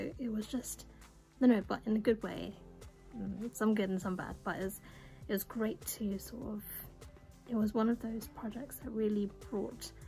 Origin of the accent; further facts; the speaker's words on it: England, United Kingdom; maybe it's me being British and being English